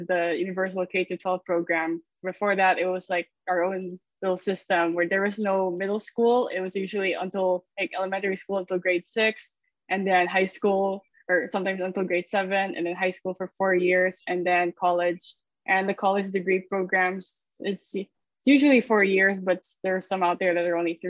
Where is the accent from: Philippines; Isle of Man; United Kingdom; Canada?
Philippines; also born or lived in Savannah, Georgia, United States; I'm from the Philippines. Born and raised here all the way until I took my grad degree in SCAD in Savannah